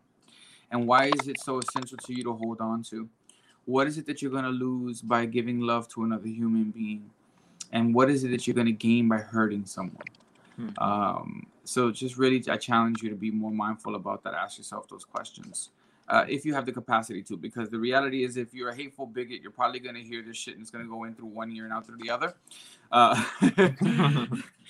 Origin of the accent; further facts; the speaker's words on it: New York City, New York, United States; I come from the Bronx. I'm Puerto Rican.